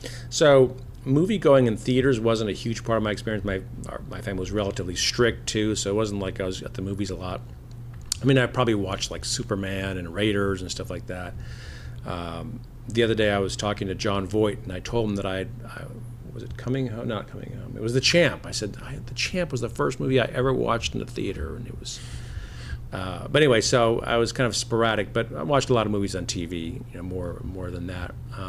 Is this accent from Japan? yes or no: yes; Japan; moved away as an adult; I grew up in Japan. My parents were missionaries in Japan, so I lived there till I was 18.